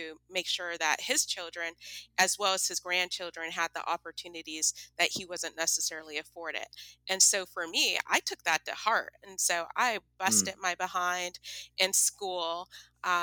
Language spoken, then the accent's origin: English; San Bernardino, California, United States; moved away as an adult; now in San Diego, United States; growing up in San Bernardino